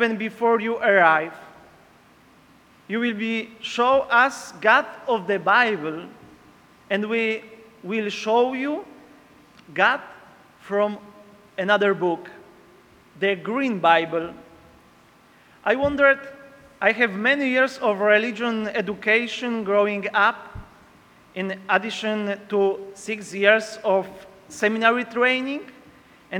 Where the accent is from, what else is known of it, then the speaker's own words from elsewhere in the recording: Poland; English is a second language; moved away as an adult; now in Peru; I am from Poland.